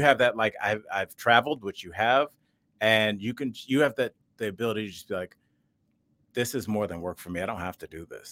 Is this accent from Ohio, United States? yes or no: yes; Cleveland, Ohio, United States; I'm from Cleveland and that was our team